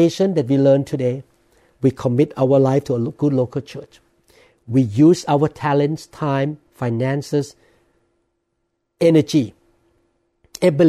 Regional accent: Thailand; now in United States; I'm a man born and I grew up in Thailand.

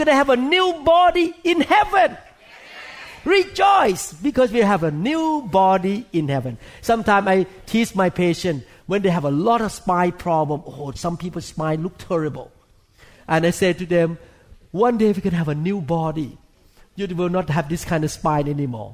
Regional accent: Thailand; moved away; I grew up in Thailand

